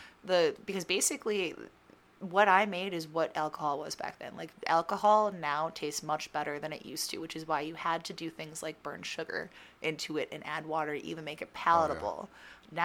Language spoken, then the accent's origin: English; Ohio, United States; moved away as an adult; also born or lived in Germany / Kelleys Island, Ohio; now in Pittsburgh, United States; I'm from Ohio